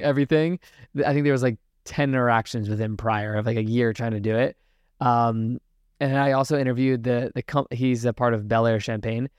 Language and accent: English; Richmond, Virginia, United States; my hometown in Richmond, Virginia